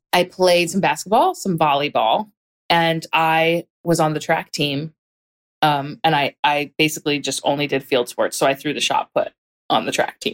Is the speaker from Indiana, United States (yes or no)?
no; Hatboro, Pennsylvania, United States; I grew up in a pretty small town. Um, it was a small town surrounded by other towns. So it's not like it was remote or anything. It just, it was definitely small town vibes. Um, called Hatboro